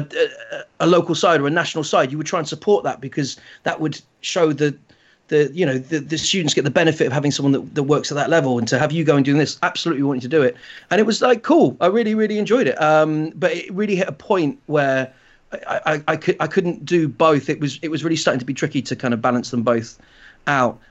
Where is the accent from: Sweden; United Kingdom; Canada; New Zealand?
United Kingdom; Shetland Islands, Scotland; I grew up in the Shetland Islands